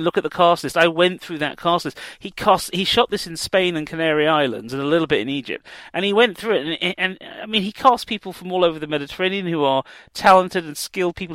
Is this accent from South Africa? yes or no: yes; South Africa; moved away; my background as a South African political refugee